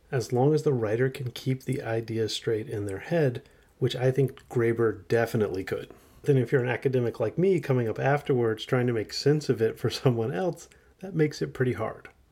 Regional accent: United States; as an American teenager who grew up in the nineties

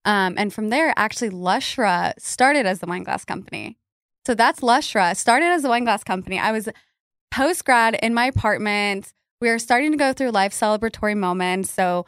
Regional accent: Albuquerque, New Mexico, United States; moved away as an adult; now in Dallas, United States; I am from Albuquerque, New Mexico, originally. That's where I get a little bit of my weirdness from. But yeah, I've been here in Dallas for 8 years

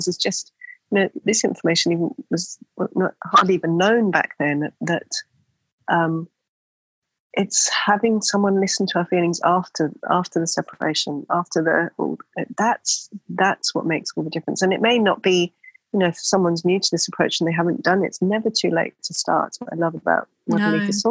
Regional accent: England, United Kingdom; now in Australia; because we're both from England originally

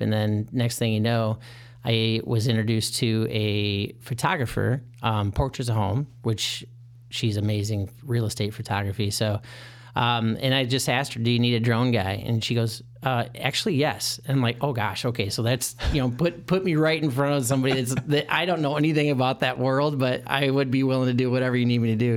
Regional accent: Michigan, United States; moved away as an adult; now in Chicago, United States; I'm originally from Michigan.

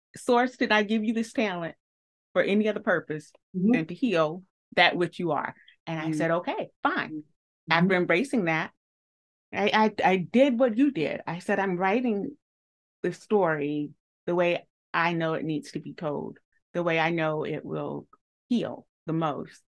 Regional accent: the South, United States; a southerner

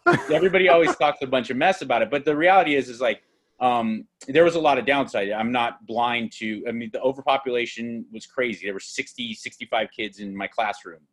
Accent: Los Angeles, California, United States; they go so where are you from i say

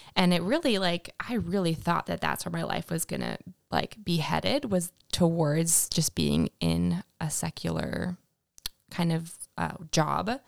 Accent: Winnipeg, Manitoba, Canada; moved away as an adult; now in United States; I grew up in Winnipeg, Manitoba

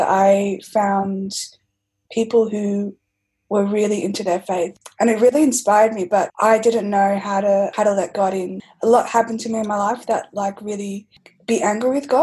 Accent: Melbourne, Victoria, Australia; I've been born and raised in Melbourne

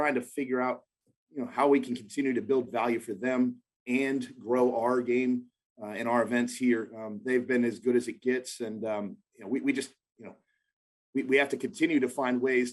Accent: Houston, Texas, United States; my hometown of Houston, Texas

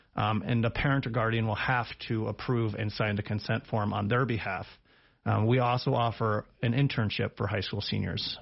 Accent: Big Horn, Wyoming, United States; also born or lived in Laramie, Wyoming; I'm actually from the area. I graduated high school in Bighorn

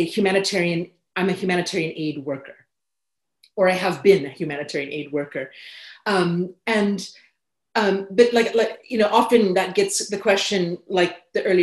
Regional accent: California, United States; moved away as an adult; also born or lived in United Kingdom; growing up in California

